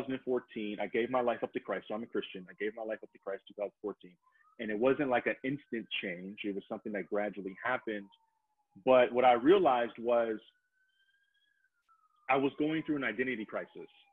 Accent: Detroit, Michigan, United States; moved away as an adult; I'm originally from Detroit

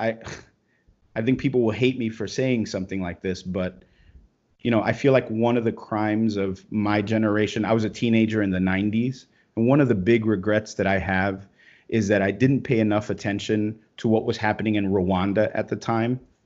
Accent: Brooklyn, New York, United States; I grew up in Brooklyn, you know, and, and I'm, I'm a Hispanic guy from Brooklyn.

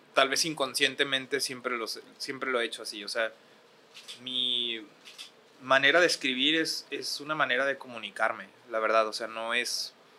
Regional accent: Ciudad Juárez, Chihuahua, Mexico; accent: Juárez; moved away as an adult; also born or lived in Acapulco / Mexico City / Monterrey; tengo el acento de Juárez

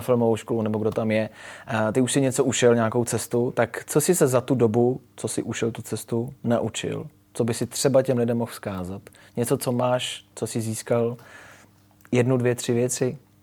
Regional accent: Czechia; jako Češi filmaři

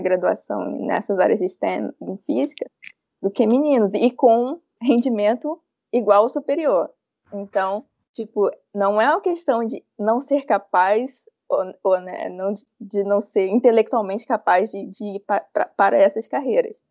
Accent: Ceará, Brazil; now in Rio de Janeiro, Brazil; Eu sou cearense

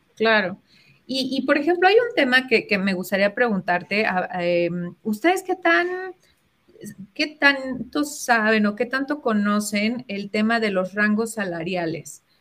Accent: Mexico; nosotros como latinos y, a los mexicanos

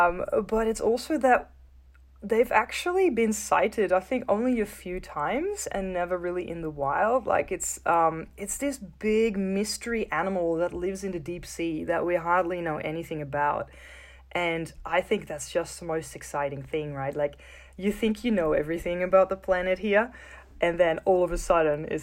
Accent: Netherlands; I grew up in the Netherlands, in the north of Europe.

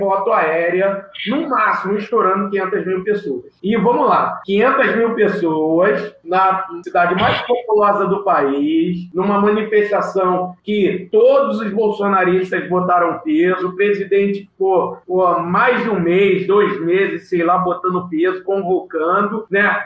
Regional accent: Rio de Janeiro, Brazil; sou morador de Big Field, né? Campo Grande, bairro aqui do, do nosso querido Rio de Janeiro

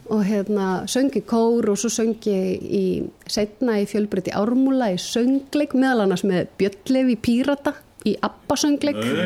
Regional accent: Reykjavík, Capital Region, Iceland; moved away as an adult; also born or lived in Ólafsfjörður; ég er alveg upp í Reykjavík

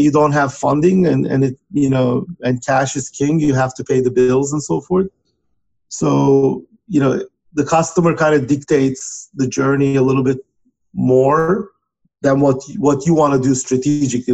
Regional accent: Turkey; moved away as an adult; now in United States; was born and raised in Turkey

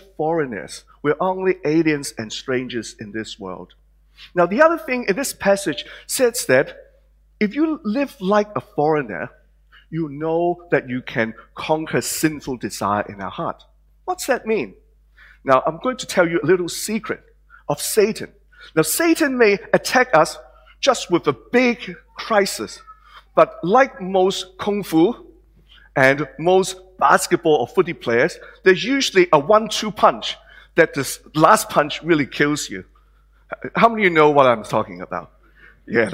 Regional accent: Hong Kong; now in Australia; some of you may recognize my accent and the way I look, that I'm not born in Australia. I was born in Hong Kong.

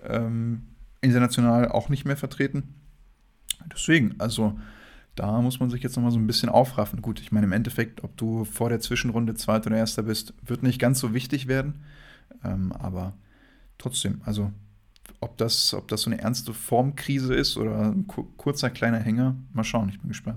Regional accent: Wolfsburg, Lower Saxony, Germany; ich bin ja aus Wolfsburg

